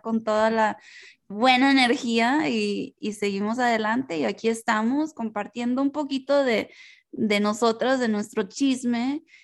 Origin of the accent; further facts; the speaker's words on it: United States; first language Spanish; somos latinas, crecimos en Estados Unidos, y aunque nuestro primer lenguaje fue español